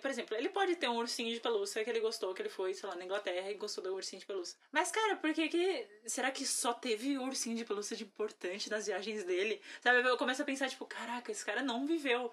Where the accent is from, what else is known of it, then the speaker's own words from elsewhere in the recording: Brazil; como brasileira